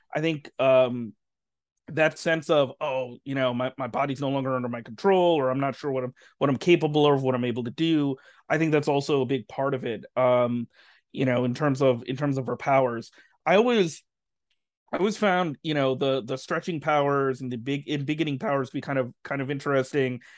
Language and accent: English; New Jersey, United States; grew up in New Jersey and, you know, is Muslim. I'm not Pakistani. My family's, uh, from Bangladesh